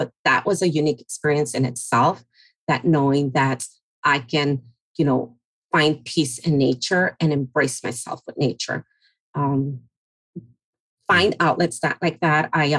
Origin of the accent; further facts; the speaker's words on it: Mexico; moved away; Growing up in the Latino and Hispanic community, you definitely learn how to navigate, especially you're coming from a different country, like my parents, myself from Mexico. And so you arrive and you learn to adjust, speak the language, and just become resilient.